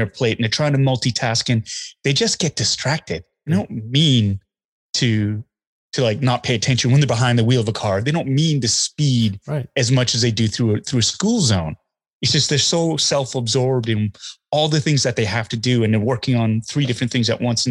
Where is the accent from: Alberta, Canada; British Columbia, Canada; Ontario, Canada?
Alberta, Canada; Calgary; I grew up in Calgary, Alberta, and we were close to Spokane, Washington